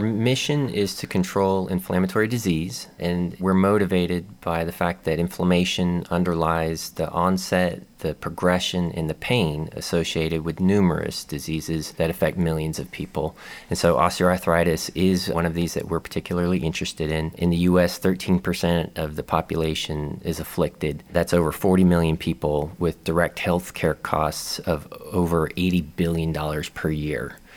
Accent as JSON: {"language": "English", "town": "Tampa", "region": "Florida", "country": "United States", "tie": "born or raised there", "also_born_or_lived": "Atlanta, Georgia", "lives_now": "Gainesville, United States", "said": "I am born and raised in Florida from Tampa"}